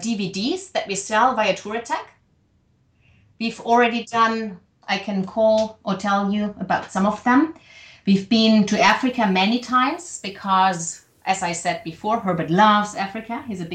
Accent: Germany; accent: German; English is a second language; Yeah, and I hope you liked my German accent and my grammar.

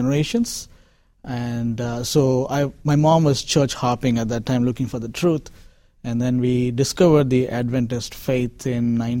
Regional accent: Chennai, Tamil Nadu, India; moved away; So I'm from Chennai. I was born and raised in Chennai.

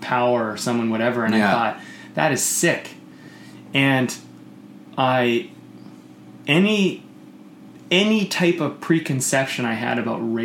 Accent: Coquitlam, British Columbia, Canada; where I grew up in Coquitlam

